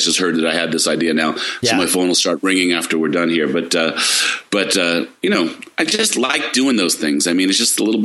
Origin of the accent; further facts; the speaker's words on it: East Coast, United States; now in California, United States; I'm from the East Coast